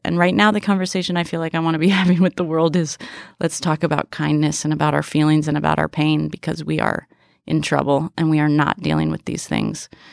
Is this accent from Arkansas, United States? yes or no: no; San Francisco, California, United States; now in New York, United States; I grew up in San Francisco in the Bay Area